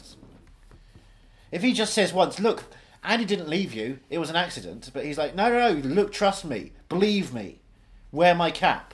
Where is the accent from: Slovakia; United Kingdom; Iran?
United Kingdom; England; I'm English